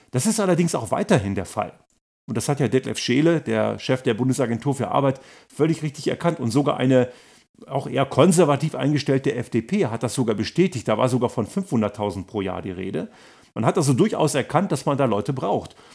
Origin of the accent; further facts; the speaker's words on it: Germany; moved away as an adult; now in Austria; Ich bin ja auch aus Deutschland hierher gekommen. Ich bin selbstständig.